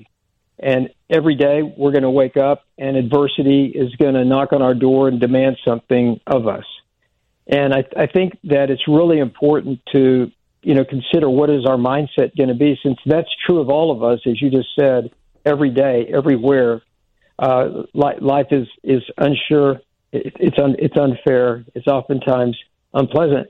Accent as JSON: {"language": "English", "region": "Oklahoma", "country": "United States", "tie": "born or raised there", "said": "I grew up in Oklahoma"}